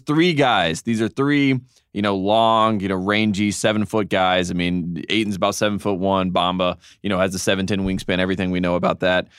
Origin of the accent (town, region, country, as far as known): Durham, North Carolina, United States; born or raised there